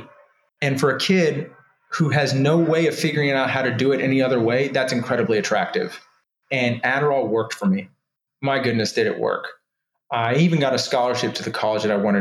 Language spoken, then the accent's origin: English; Houston, Texas, United States; also born or lived in Austin, Texas / Georgia; we moved from Houston to Austin, start high school, not knowing anybody